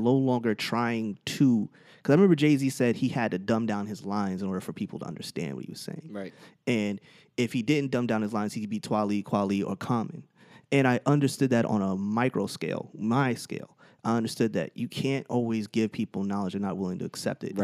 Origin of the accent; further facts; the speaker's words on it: Teaneck, New Jersey, United States; growing up in Teaneck